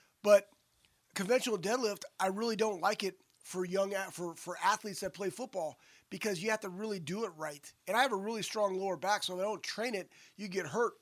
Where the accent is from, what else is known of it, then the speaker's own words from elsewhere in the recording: Texas, United States; growing up in Texas, hunting pigs